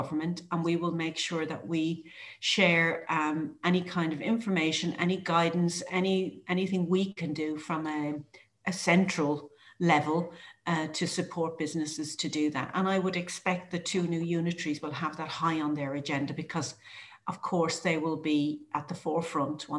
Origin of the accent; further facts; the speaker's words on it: Ireland; now in United Kingdom; I am an Irish person